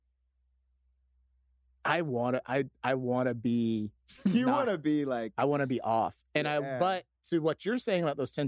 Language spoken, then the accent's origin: English; Atlanta, Georgia, United States; moved away; also born or lived in Chicago; growing up where I grew up in Atlanta, it was rough